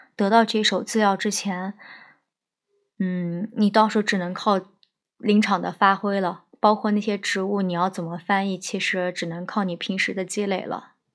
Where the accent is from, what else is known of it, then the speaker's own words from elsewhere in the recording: southern China, China; 我是南方人，不是很适应北方这种干燥的气候